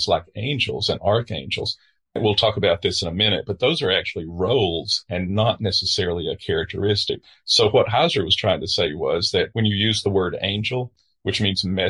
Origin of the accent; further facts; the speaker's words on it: Southern United States, United States; I'm a Southerner